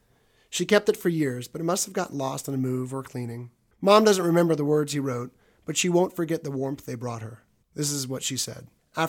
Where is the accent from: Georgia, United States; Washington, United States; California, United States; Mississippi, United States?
Georgia, United States; Atlanta; also born or lived in Athens, Georgia; return to my hometown